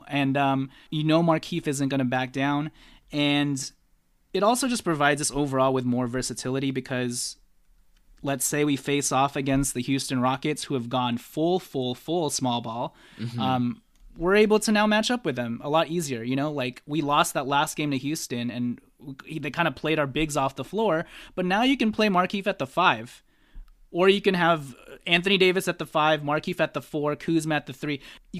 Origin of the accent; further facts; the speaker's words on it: Philippines; I'm Filipino, okay? I mess up idioms a lot.